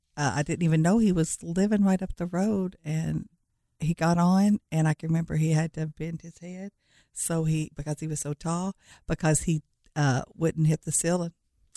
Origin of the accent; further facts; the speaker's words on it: Leitchfield, Kentucky, United States; I'm from Litchfield, Kentucky.